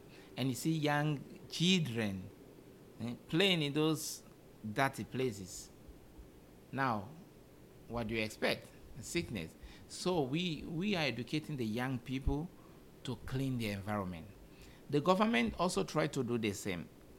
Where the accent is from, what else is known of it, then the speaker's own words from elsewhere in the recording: Uganda; I came from Uganda. Even in Uganda, you always get typhoid, you know, because we don't have clean waters.